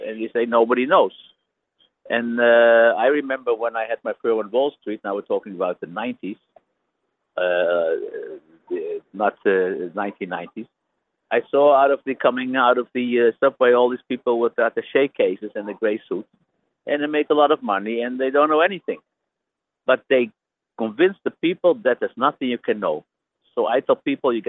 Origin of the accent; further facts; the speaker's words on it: Netherlands; I am from Holland